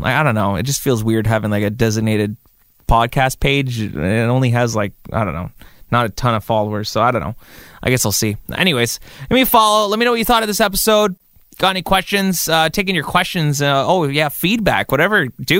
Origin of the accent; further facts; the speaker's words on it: Kahnawake, Quebec, Canada; my hometown of Gunawage, Mohawk Territory